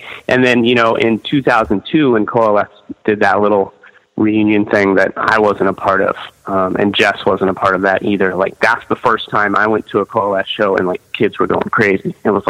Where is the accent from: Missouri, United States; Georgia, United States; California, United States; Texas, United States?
Missouri, United States; Osage Beach; born there; I was actually born in... in Lake of the Ozarks, so Osage Beach, which is right in Lake of the Ozarks, which is like the heart of Missouri. It's a little bit southern, a little bit central.